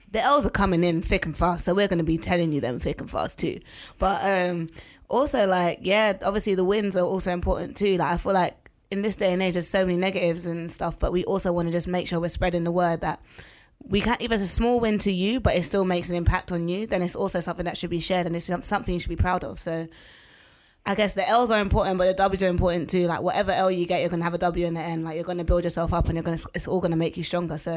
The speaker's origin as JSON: {"language": "English", "region": "London", "country": "United Kingdom", "tie": "born or raised there", "said": "I'm from Tottenham. That's where and I grew then, up, brrr. and even though I don't live there now, I still identify as a someone from Tottenham"}